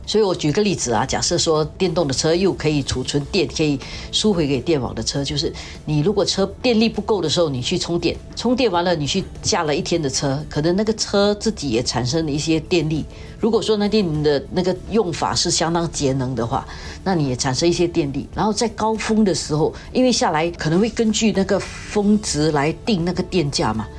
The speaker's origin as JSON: {"language": "Chinese", "country": "Singapore", "said": "我们新加坡人"}